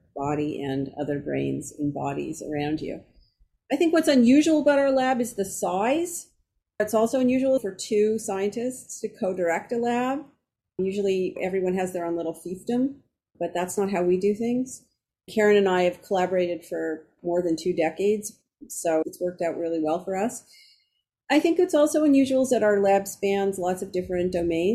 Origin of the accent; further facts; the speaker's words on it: Toronto, Ontario, Canada; moved away; I'm originally Canadian. I'm from Toronto.